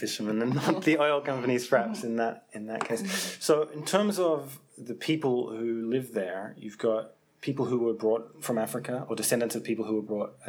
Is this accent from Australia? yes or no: yes; Australia; And when I was little growing up in Australia, especially in the 1980s